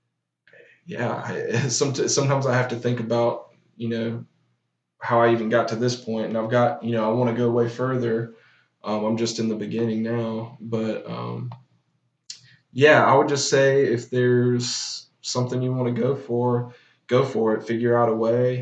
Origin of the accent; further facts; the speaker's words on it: Chesnee, South Carolina, United States; also born or lived in Auburn; I'm from Chesney, South Carolina